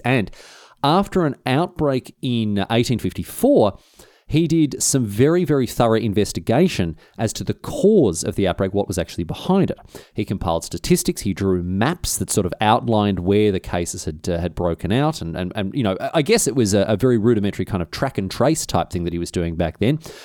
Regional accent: Australia; Even by my standards as an Australian, it was a hot one

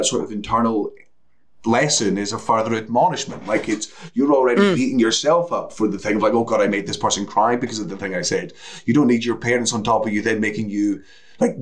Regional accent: Coastal Scotland, United Kingdom; born or raised there

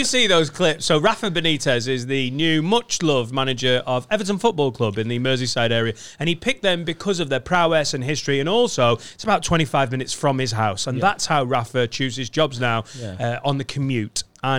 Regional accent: Spain; English is a second language; I'm originally from Spain, but now I've lived here for a long time.

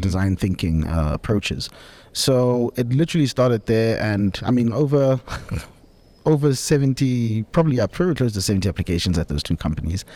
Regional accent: Soweto, Gauteng, South Africa; moved away; born and bred in Soweto, exported to the burbs, matured in various parts of the country.

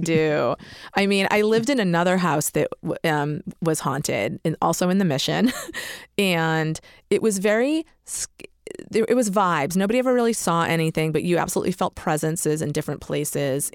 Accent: Massachusetts, United States; I'm from Massachusetts.

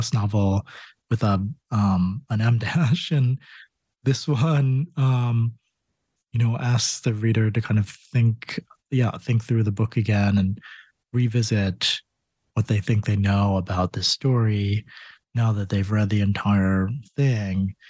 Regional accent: Connecticut, United States; moved away; I grew up in Connecticut

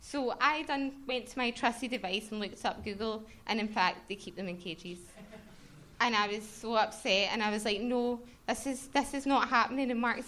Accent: Glasgow, Scotland, United Kingdom; We're from Glasgow. We came down specifically for the show.

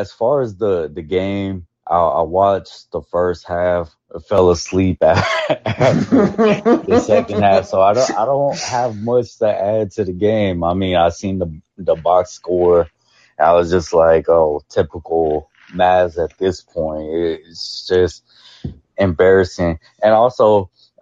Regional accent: Dallas, Texas, United States; I'm a person from Oak Cliff

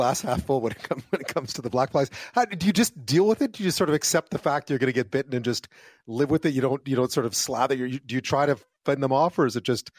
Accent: Quebec, Canada; I grew up in Quebec

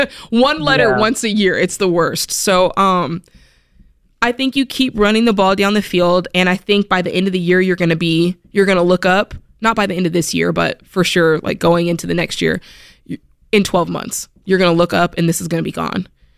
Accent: Florida, United States; I had some friends come see me that you guys know I'm from South Florida. And so I miss my friends.

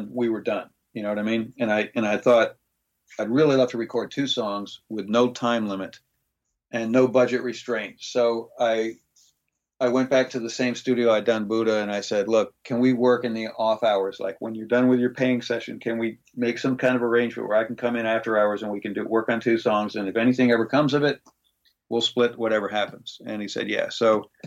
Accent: Greece; moved away; my time of growing up in Greece.

